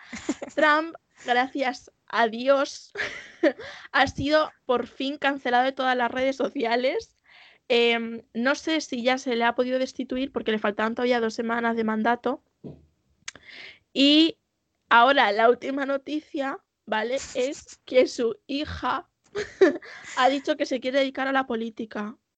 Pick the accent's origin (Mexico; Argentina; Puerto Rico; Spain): Spain; Castilla-La Mancha